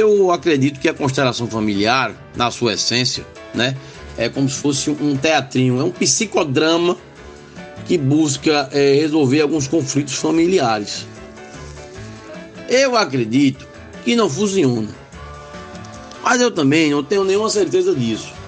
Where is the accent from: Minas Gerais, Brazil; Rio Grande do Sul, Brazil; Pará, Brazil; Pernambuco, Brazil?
Pernambuco, Brazil; Limoeiro; moved away; Limoeiro, inclusive, minha terra